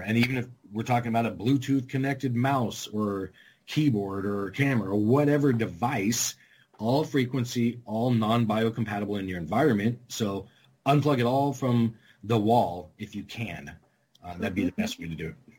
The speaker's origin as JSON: {"language": "English", "area": "California, Arizona", "region": "West Coast", "country": "United States", "tie": "born or raised there", "moved": "yes", "said": "I grew up in California, Arizona, just all on the West Coast."}